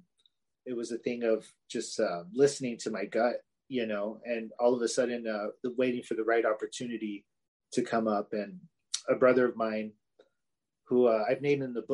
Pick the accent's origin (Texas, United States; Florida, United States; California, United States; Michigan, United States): California, United States; Los Angeles; now in Fresno, United States; I grew up in LA. So I'm from Southern Cali, transplanted into Central Cali